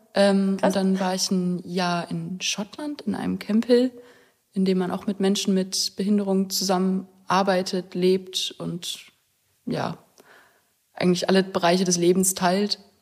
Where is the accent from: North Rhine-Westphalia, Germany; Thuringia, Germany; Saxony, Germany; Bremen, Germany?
Thuringia, Germany; Weimar; moved away as an adult; now in Görlitz, Germany; Aus Weimar komme ich